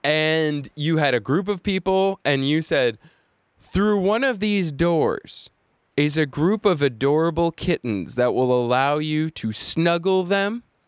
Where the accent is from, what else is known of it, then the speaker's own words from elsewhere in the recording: York, Maine, United States; I was growing up in York, Maine